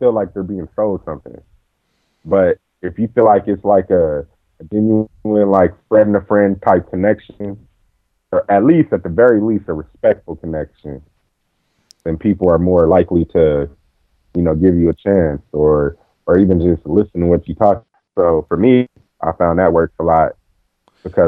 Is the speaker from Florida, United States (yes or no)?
no; Compton, California, United States; I'm from Compton. Coming from Compton